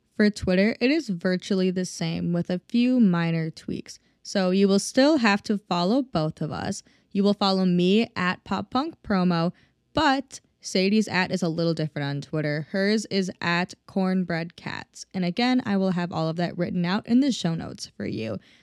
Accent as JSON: {"language": "English", "region": "Minnesota", "country": "United States", "said": "I'm from Minnesota originally"}